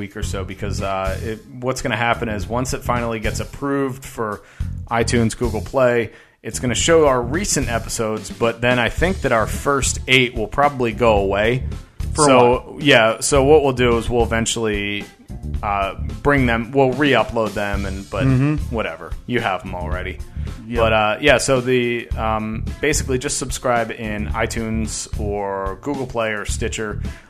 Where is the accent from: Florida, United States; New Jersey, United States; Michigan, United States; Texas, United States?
New Jersey, United States; Well, I'm from New Jersey, so I have an out.